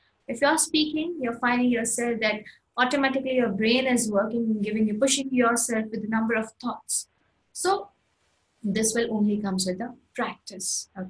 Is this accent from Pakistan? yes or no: no; Ahmedabad, Gujarat, India; English is a second language; like I am born and brought up in Ahmedabad. And talking about Ahmedabad is a beautiful city.